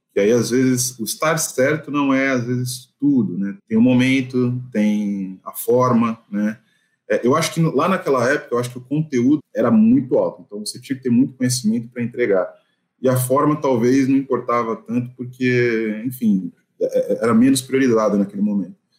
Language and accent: Portuguese; São Paulo, Brazil; sou paulistano, moro em São Paulo.